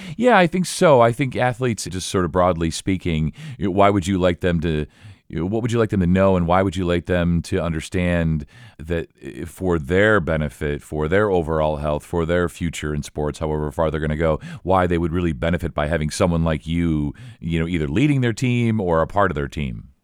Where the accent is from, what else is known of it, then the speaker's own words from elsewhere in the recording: Elkhart, Indiana, United States; I was born in Elkhart, and my folks went to I U. So I'm really sort of immersed in Indiana sports, high school sports